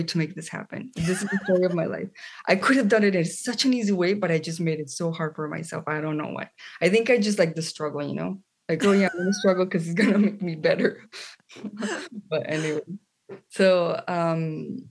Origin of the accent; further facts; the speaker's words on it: Colombia; moved away as an adult; now in United States; I am from Colombia, South America. That's where I grew up